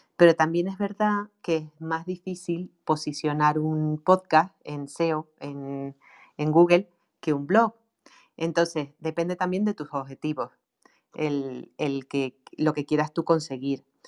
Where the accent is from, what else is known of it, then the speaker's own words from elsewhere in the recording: Canary Islands, Spain; accent: Canarian; yo tengo un acento canario tremendo